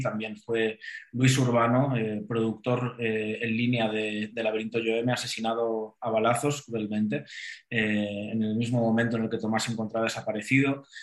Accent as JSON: {"language": "Spanish", "region": "Valencian Community", "country": "Spain", "tie": "born or raised there", "moved": "as an adult", "lives_now": "Mexico", "said": "yo haya nacido en el país valenciano"}